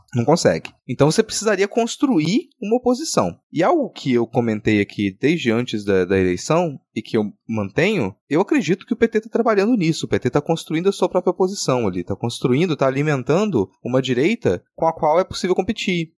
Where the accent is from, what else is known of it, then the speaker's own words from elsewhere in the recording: Minas Gerais, Brazil; Eu sou mineiro